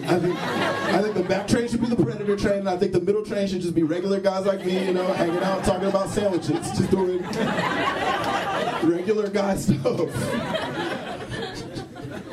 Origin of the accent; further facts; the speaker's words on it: Texas, United States; moved away; I grew up in Texas, and I feel like I grew up in, like, a very homophobic environment